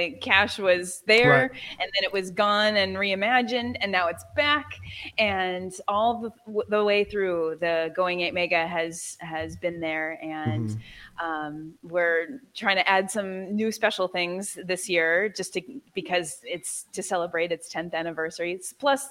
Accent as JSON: {"language": "English", "town": "Seattle", "region": "Washington", "country": "United States", "also_born_or_lived": "Michigan", "moved": "yes", "said": "I'm originally from Seattle, but I was living in Michigan for a time"}